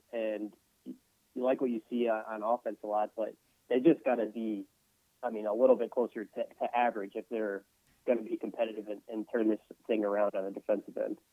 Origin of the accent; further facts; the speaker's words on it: Dallas, Texas, United States; moved away as an adult; also born or lived in Columbia, Missouri / Denver, Colorado; now in New Orleans, United States; growing up in the Dallas Wars area